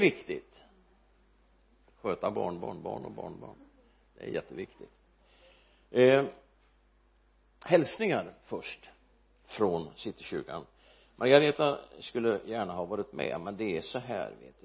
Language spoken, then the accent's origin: Swedish; Örebro, Örebro County, Sweden; Almby församling där jag växte upp